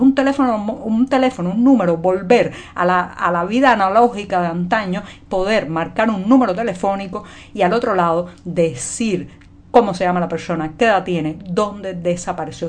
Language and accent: Spanish; Cuba; cubana, periodista y especialmente esta semana muy orgullosa de ser ciudadana de esta isla